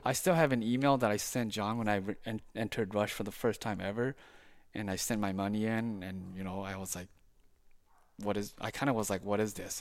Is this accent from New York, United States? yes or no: no; Saint Paul, Minnesota, United States; moved away as an adult; now in St. Francis, United States; I was born and raised in Saint Paul, uh, for much of my life